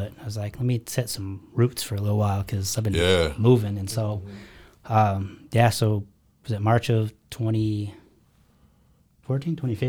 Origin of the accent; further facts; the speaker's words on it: Sacramento, California, United States; And then went back home. I'm from California originally. So I went back to Sacramento, built a team out there.